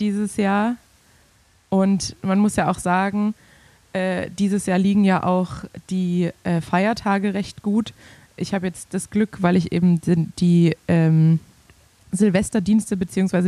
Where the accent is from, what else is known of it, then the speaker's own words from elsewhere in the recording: Swabia, Germany; als Schwabe